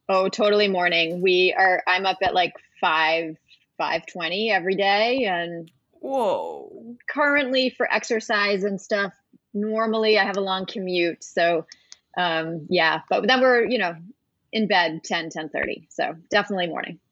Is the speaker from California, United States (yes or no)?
no; New Hampshire, United States; now in Washington, D.C., United States; I grew up in New Hampshire